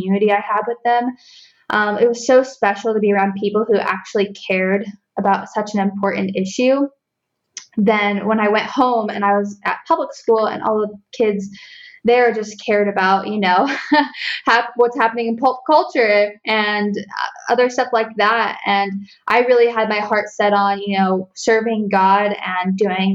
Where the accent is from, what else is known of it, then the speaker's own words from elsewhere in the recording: Northern Ohio, United States; also born or lived in Columbus, Ohio; now in Southern Ohio, United States; I grew up in Northern Ohio and I work in Columbus, Ohio now